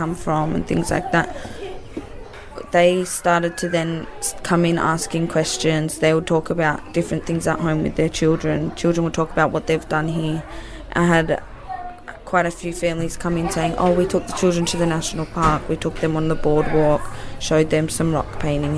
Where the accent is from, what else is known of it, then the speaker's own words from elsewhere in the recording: Wollongong, New South Wales, Australia; my dad's Aboriginal and we're from Wollongong